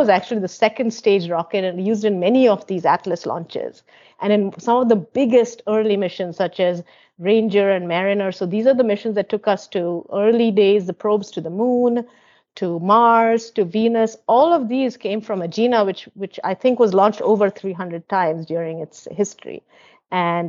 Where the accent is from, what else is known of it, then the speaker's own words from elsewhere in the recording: West Bengal, India; as a student growing up in West Bengal